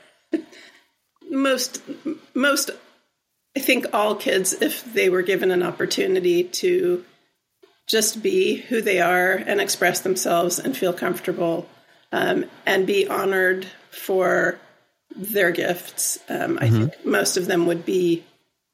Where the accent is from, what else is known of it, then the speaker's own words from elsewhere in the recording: Southern California, United States; now in Ben Lomond, United States; I grew up in Southern California